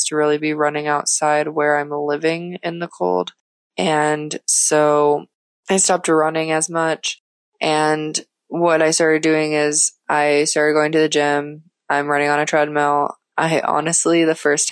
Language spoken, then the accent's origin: English; Florida, United States; moved away as an adult; also born or lived in Minnesota / Mexico; now in Sofia, Bulgaria; I grew up in Florida all of my life